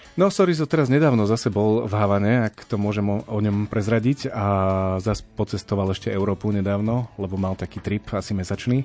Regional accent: Púchov, Trenčín Region, Slovakia; moved away as an adult; now in Bratislava, Slovakia; ja pochádzam teda z Púchova a my sme mali v Púchove takú lokálnu kapelu

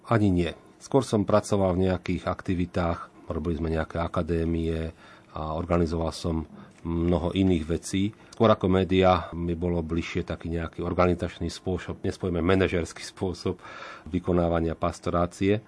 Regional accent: Slovakia; sme Slováci

